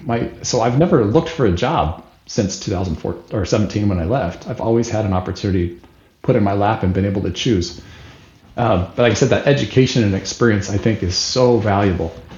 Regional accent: Salt Lake City, Utah, United States; moved away as an adult; now in Albany, United States; Born and raised in Salt Lake City, Utah

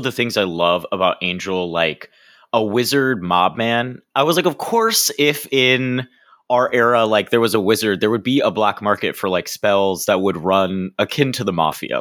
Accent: Florida, United States; now in New York, United States; from Florida where I grew up

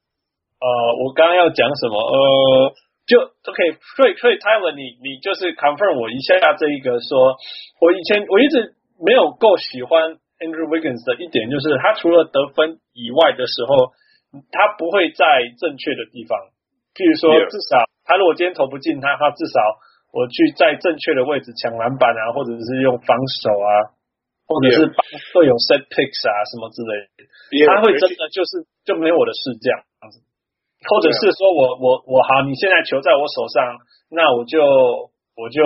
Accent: Canada; 但明明就是我们加拿大人

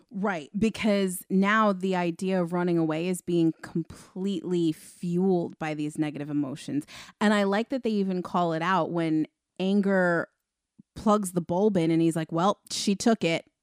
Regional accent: Long Island, New York, United States; also born or lived in Queens, New York; I was born in Queens and then moved further out onto Long Island when I was six

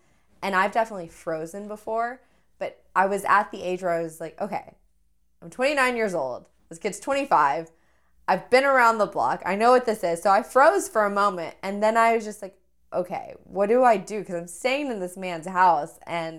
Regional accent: Texas, United States; I like to think though that I never really truly had an accent, even though I grew up in Texas.

